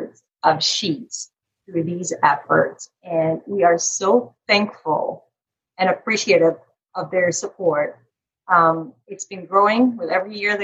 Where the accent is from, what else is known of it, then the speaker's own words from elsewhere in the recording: Carmel, Indiana, United States; my hometown. It's called Carmel, Indiana.